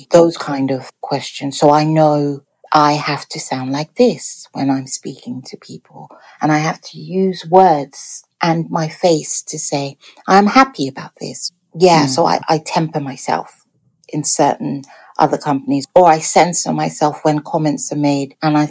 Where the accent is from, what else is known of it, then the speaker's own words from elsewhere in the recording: Nigeria; we might not be so insulting because we are Nigerian and insults are a way of us showing love to each other.